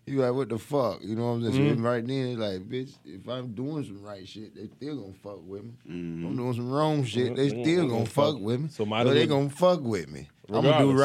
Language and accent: English; the Quay, North Carolina, United States; growing up in the Quay for me, it was shit. I worked all my damn life. My daddy was a farmer, so we worked in tobacco.